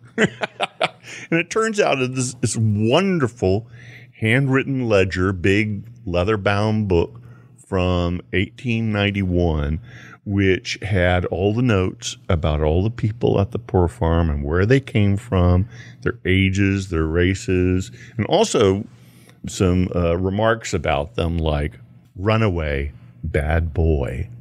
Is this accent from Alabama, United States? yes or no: no; Houston, Texas, United States; I grew up in Houston near Poor Farm Ditch